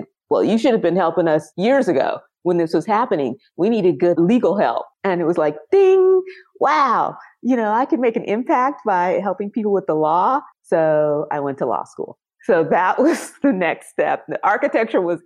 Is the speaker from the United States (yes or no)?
yes; Los Angeles, California, United States; also born or lived in Compton, California; I'm a California native. I've lived other places, but I was born and raised in and around Los Angeles. Compton is where I was born